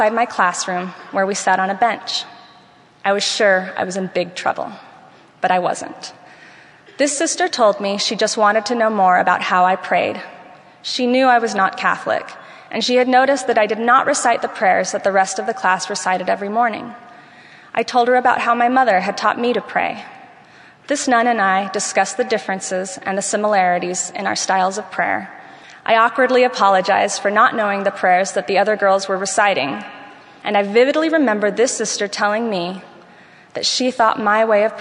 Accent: Venezuela; moved away; while I was growing up in Venezuela

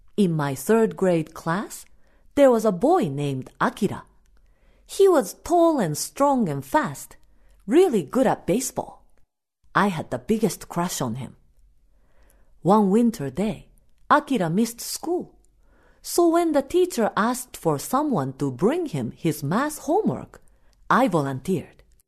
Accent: Japan; first language Japanese; English is a second language; now in United States; my native language

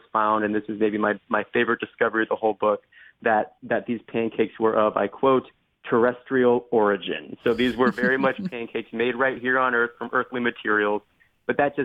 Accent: Fort Wayne, Indiana, United States; where I was born in Fort Wayne, Indiana

